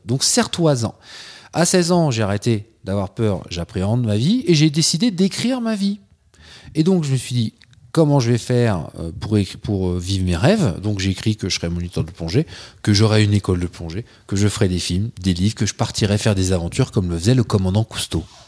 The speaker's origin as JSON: {"language": "French", "town": "Troyes", "region": "Grand Est", "country": "France", "tie": "born or raised there", "said": "je suis originaire de Troyes, dans l'Aube, là où il n'y a rien. Enfin, quand je dis rien, il n'y a pas la mer, il n'y a pas la montagne. Euh, en revanche, il y a des andouillettes et il y a des magasins d'usines. Donc, euh, j'ai passé mon, bah, toute mon enfance là-bas"}